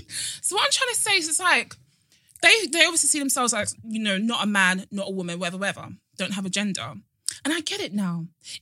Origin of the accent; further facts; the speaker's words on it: Nigeria; I'm a Nigerian woman